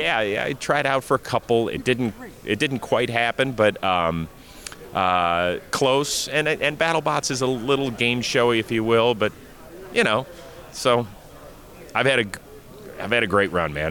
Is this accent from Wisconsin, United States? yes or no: no; Cleveland, Ohio, United States; my hometown, Cleveland Browns